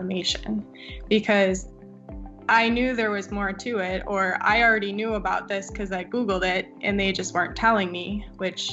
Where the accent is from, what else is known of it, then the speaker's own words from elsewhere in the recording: Eau Claire, Wisconsin, United States; moved away; I grew up in Eau Claire, Wisconsin, and that's where I went to undergrad as well.